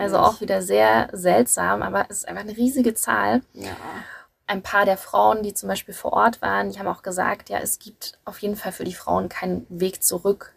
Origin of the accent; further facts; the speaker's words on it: Germany; bei uns in Deutschland